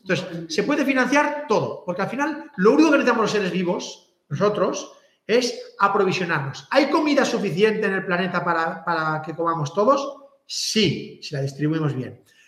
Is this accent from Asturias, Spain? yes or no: no; Catalonia, Spain; soy catalán